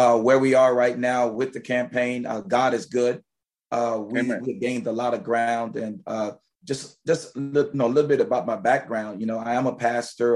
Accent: Richmond, Virginia, United States; growing up in Richmond, Virginia, going to Brook Road Baptist Church, that was my home church

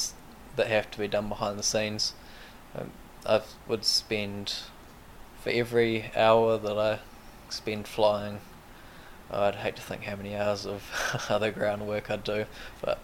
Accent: Wairarapa, Wellington, New Zealand; growing up around Wings Over Wairarapa

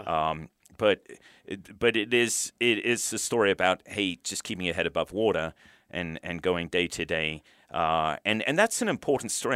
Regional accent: United Kingdom; moved away as an adult; now in United States; I brought up in the U K

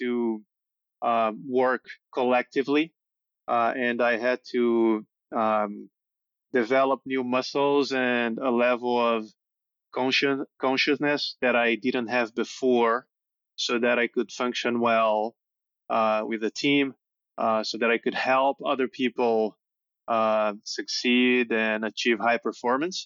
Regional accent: São Paulo, Brazil; Born and raised in Sao Paulo.

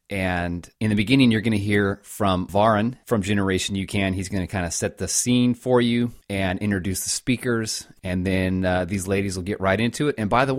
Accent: the West, United States; And we are from the West and still have a lot to learn about New York City

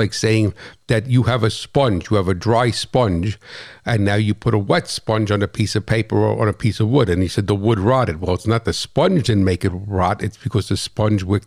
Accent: New Jersey, United States; I'm from New Jersey

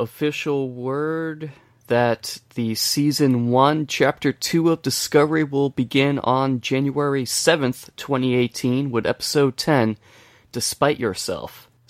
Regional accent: United States; because I'm American and everything I have is American

